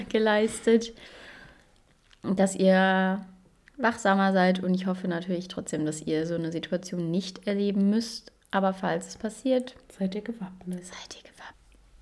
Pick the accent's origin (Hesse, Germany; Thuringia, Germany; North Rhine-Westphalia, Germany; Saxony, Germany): Saxony, Germany; bei uns in Sachsen